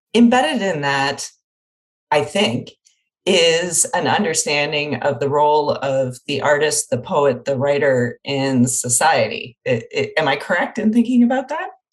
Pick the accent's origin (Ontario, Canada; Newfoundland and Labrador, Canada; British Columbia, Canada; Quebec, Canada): Ontario, Canada; Windsor; I'm from Windsor, Ontario, and had oh, a cottage in Grand Bend